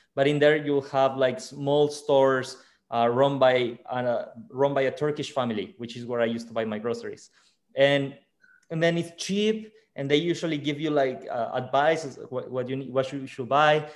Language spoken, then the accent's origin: English; Mexico; moved away; in my hometown or in mexico it is a very family tradition to spend christmas